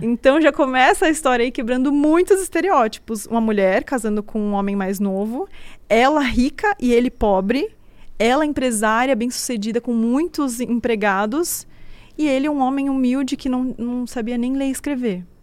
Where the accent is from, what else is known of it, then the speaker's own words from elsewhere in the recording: Brazil; eu sou brasileira, né? Eu nasci aqui no Brasil